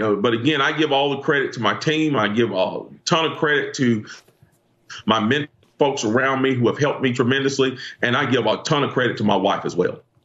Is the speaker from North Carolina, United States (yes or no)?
yes; Greensboro, North Carolina, United States; my hometown uh, city council, Greensboro, North Carolina